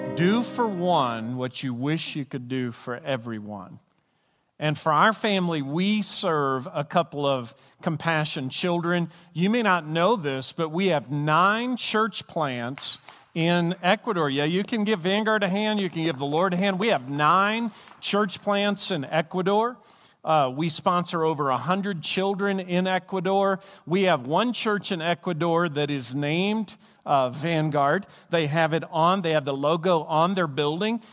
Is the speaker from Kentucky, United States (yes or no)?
yes; Glasgow, Kentucky, United States; where I'm from, Glasgow, Kentucky, which was named after Glasgow, Scotland, if you go to the county that I'm from, or if you go to the state that I'm from